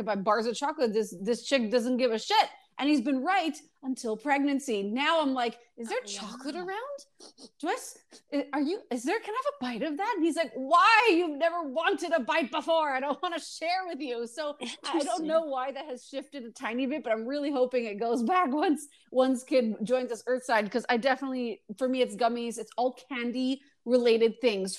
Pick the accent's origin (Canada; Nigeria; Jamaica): Canada; Montreal, Quebec; I grew up in Montreal